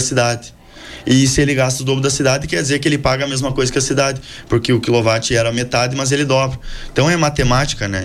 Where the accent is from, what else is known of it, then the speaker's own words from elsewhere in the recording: Frederico Westphalen, Rio Grande do Sul, Brazil; also born or lived in Palmitinho / Santa Maria; eu sou nascido em Palmitinho, é, me criei em Frederico Westphalen, passei quatro anos em Santa Maria